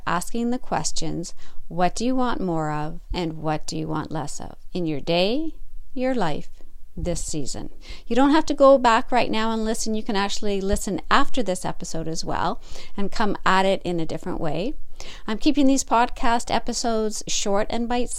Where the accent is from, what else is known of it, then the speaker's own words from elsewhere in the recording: Northern Ontario, Canada; I'm a Canadian girl, Northern Ontario to be exact